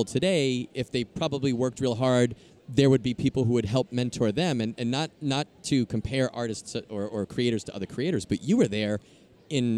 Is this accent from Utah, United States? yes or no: no; New York, United States; I'm from New York